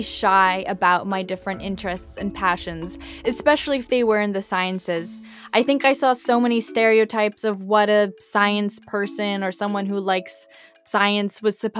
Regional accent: Canada; I'm quite Canadian

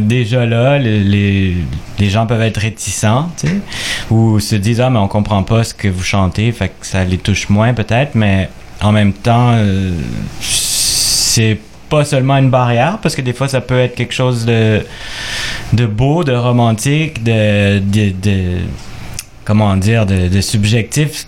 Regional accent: Quebec, Canada; québécois d'origine chilienne

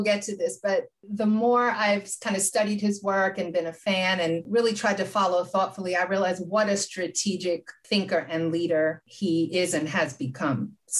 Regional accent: Queens, New York, United States; I'm a kid from Queens, New York. I grew up with hip hop. I remember seeing like … and … in the parks when I was a kid.

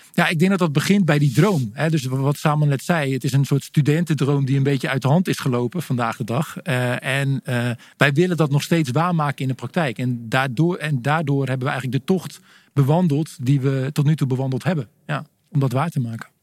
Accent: Stolwijk, South Holland, Netherlands; ik kom uit de buurt van Gouda, een klein dorpje, Stolwijk

